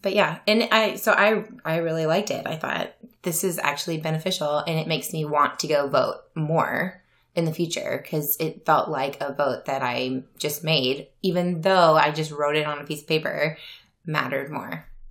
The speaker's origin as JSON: {"language": "English", "region": "Louisiana", "country": "United States", "tie": "born or raised there", "moved": "yes", "lives_now": "Iowa, United States", "said": "I am from Louisiana, um, born and raised"}